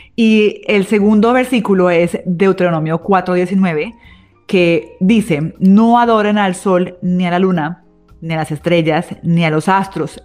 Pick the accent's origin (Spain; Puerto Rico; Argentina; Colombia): Colombia; como colombianos